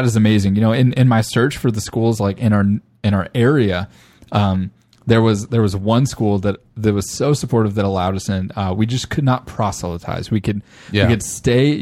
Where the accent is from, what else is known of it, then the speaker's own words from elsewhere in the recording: Arlington, Texas, United States; also born or lived in Fort Worth, Texas; Former home of me. That's where I was born. I was born there.